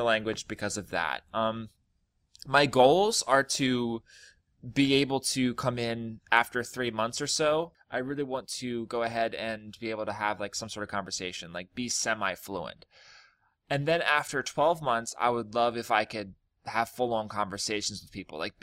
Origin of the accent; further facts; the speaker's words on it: United States; I'm a foreigner, basically. I'm from America.